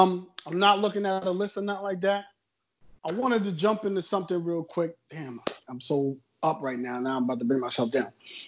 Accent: New York City, New York, United States; I'm from Queens.

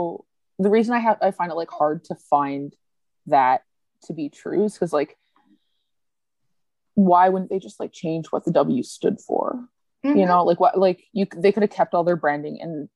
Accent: Canada

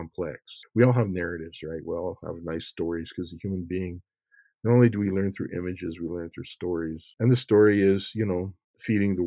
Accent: Montana, United States; moved away as an adult; also born or lived in Iowa; I was raised in Montana

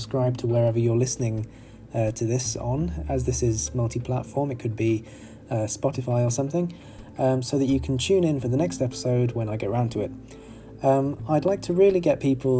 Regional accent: United Kingdom; I'm 25 and I'm from Britain

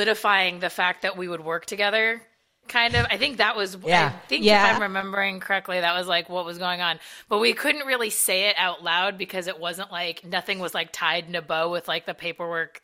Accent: Southern California, United States; I'm from Southern California

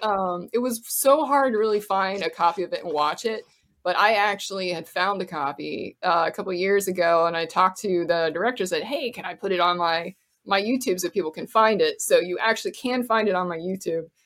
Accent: Florida, United States; moved away; also born or lived in Cincinnati; I grew up in Florida

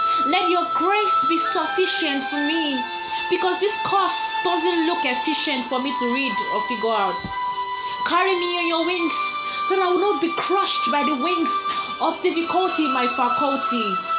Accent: Nigeria; This is my outcry as a Nigerian studen

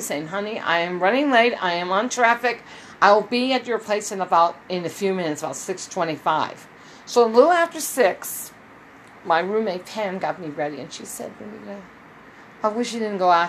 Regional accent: Minnesota, United States; also born or lived in Bloomington, Minnesota; I'm from Minnesota.

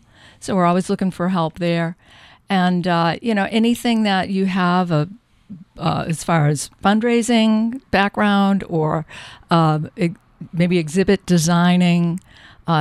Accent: Lowell, Massachusetts, United States; As a kid, I grew up in Lowell, Massachusetts

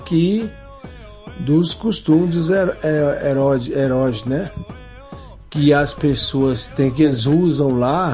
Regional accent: Salvador, Bahia, Brazil; also born or lived in Sapopemba, São Paulo; now in São Paulo, Brazil; alguns costumes da minha terra, da minha origem. Como lá na cidade de Salvador

